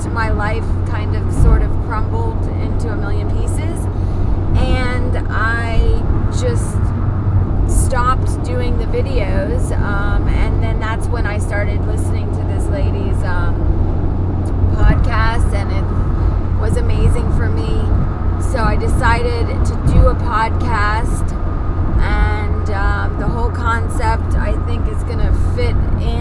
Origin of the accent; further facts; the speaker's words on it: Florida, United States; moved away as an adult; also born or lived in Massachusetts / Fort Lauderdale / San Francisco; now in California, United States; I was born in Massachusetts, and my dad moved me to Florida when I was about 7. So I always say I was Floridianized by him, and you know, I lived in Florida most of my life